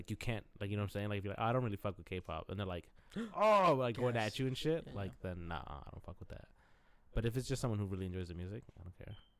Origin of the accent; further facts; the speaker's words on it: United States; We're American.